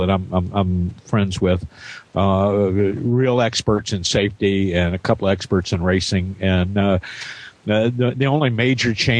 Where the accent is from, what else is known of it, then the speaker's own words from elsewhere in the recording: southern Indiana, United States; I grew up on the southern end of the state down near the Ohio